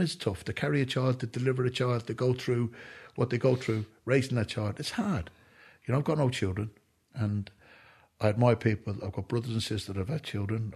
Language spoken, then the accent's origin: English; Ireland; I'm an Irishman